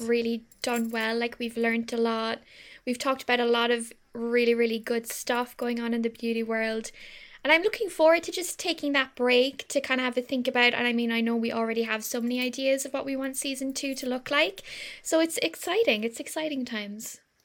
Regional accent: Ireland; we're so Irish

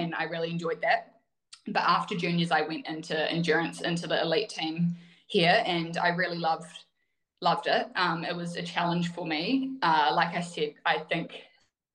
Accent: Wanaka, Otago, New Zealand; I grew up in Wanaka

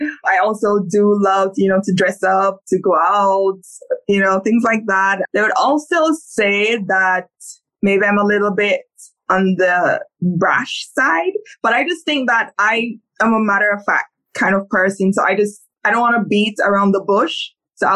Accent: Saint Catherine, Jamaica; I am Jamaican. I was born in St. Catherine in Jamaica. Very humble beginnings

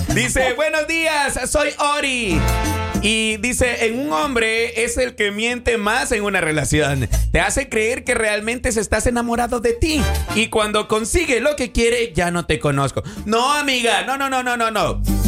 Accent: El Salvador; moved away; also born or lived in Mexico; para nosotros en El Salvador, esa palabra significa una perrita.

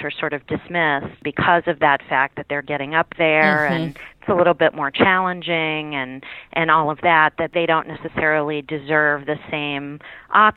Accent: Pittsburgh, Pennsylvania, United States; now in Washington, D.C., United States; I grew up in Pittsburgh, Pennsylvania

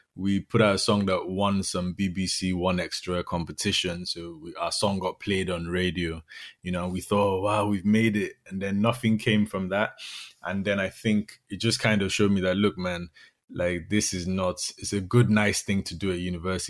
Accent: Nigeria; moved away; also born or lived in Dublin, Ireland; I'm from Nigeria.

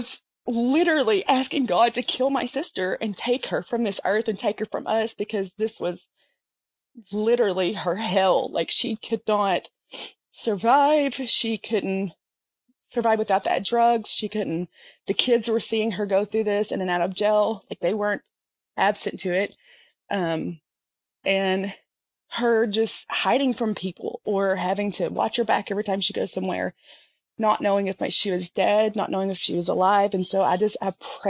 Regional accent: the South, United States; I'm from the South

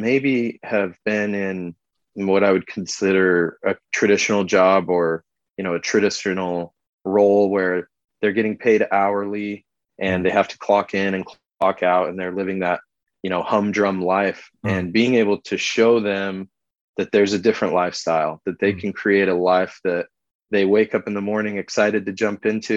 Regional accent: Idaho, United States; moved away as an adult; also born or lived in California; me and my brother Clint were born and raised in Idaho

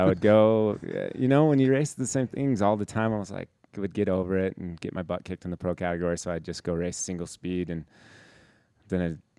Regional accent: Heber, Utah, United States; I grew up in Heber and I grew up here.

